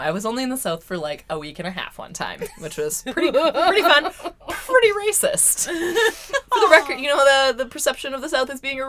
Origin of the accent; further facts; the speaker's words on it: Vancouver, British Columbia, Canada; we've said Vancouver, I think. We are Canadian.